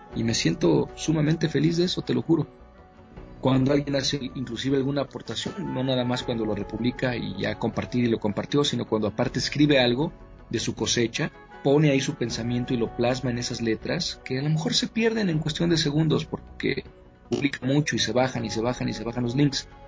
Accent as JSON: {"language": "Spanish", "country": "Mexico", "tie": "born or raised there", "said": "Con México, bueno, tengo todo que ver, nací aquí, mi madre es de aquí, mis costumbres, mi infancia, mi crecimiento, todo está aquí"}